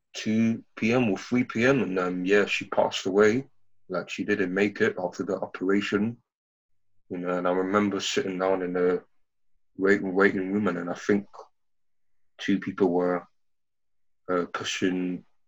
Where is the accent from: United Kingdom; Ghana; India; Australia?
Ghana; I'm from Ghana